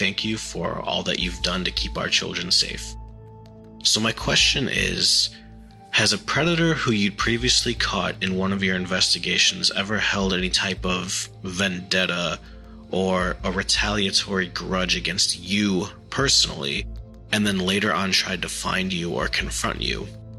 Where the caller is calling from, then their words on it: Phoenix, Arizona, United States; I'm calling from Phoenix, Arizona.